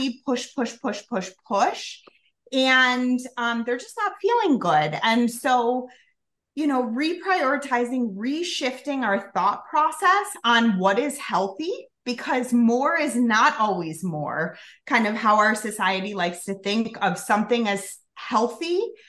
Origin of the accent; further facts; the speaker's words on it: Chicago, Illinois, United States; also born or lived in Colorado; I'm from Chicago, so this is my home base